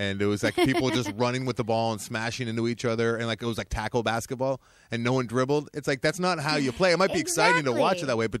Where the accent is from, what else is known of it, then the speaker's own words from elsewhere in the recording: Southern California, United States; I was born and raised in Southern California, so I can't remember the first time I saw the ocean.